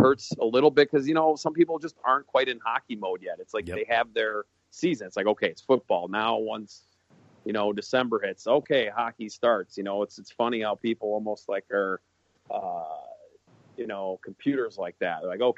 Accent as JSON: {"language": "English", "town": "Minneapolis", "region": "Minnesota", "country": "United States", "said": "I was like, yeah, I'm kind of jealous that I was from Minneapolis."}